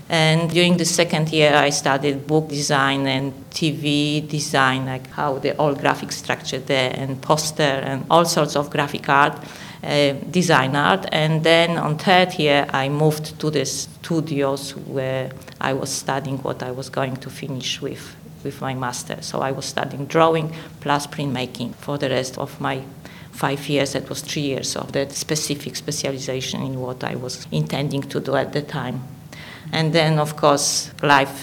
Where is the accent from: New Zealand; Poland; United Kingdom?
Poland; English is a second language; moved away as an adult; now in Australia; I was born and educated in Poland